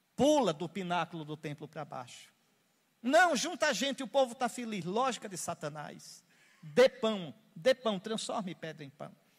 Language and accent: Portuguese; Northeast Region, Brazil; eu sou nordestino